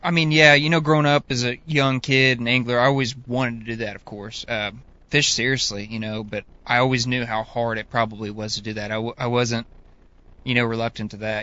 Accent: Northeast Oklahoma, United States; growing up, you know, I'm from Northeast Oklahoma

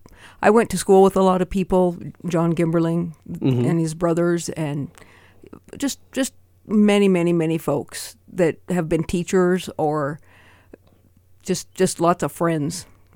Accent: Great Falls, Montana, United States; I was born in Great Falls and went to school at Lewis and Clark and East Middle School and Great Falls High. Mm. So I'm a local girl.

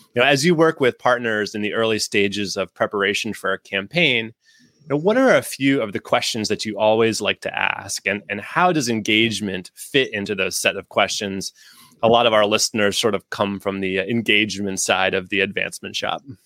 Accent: New England, United States; I grew up in New England myself

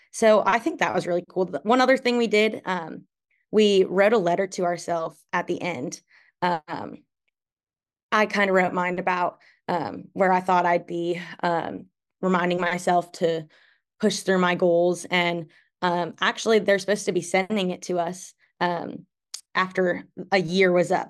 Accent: Darlington, Wisconsin, United States; moved away; I'm from Darlington, Wisconsin. I'm currently a junior at Oklahoma State

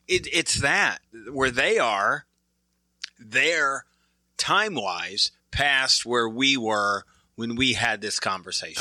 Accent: Michigan, United States; I'm from Michigan, so I'm a Pistons fan.

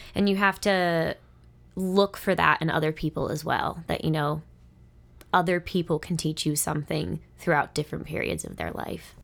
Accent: Monroeville, United States; moved away; I grew up in the Monroeville area. I lived there for thirteen years

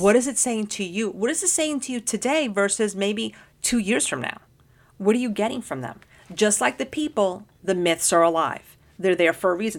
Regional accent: New York City, New York, United States; I grew up in Washington Heights, which is in Manhattan

